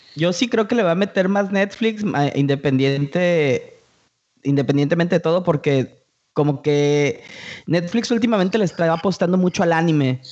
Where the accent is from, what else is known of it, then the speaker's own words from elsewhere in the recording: Mexico; a todos los que vivimos los noventas, la explosión del anime aquí en México